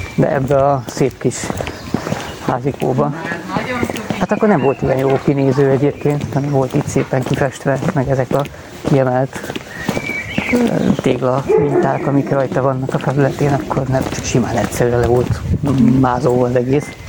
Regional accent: Hungary; itt nőttem föl.

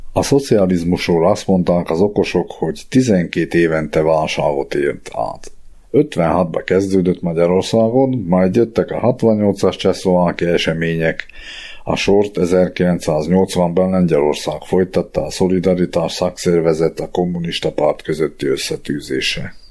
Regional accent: Dolné Saliby, Trnava Region, Slovakia; also born or lived in Bratislava; now in Rimavská Sobota, Slovakia; Egy mácsosföldi faluban alsó szenében nevelkedtem

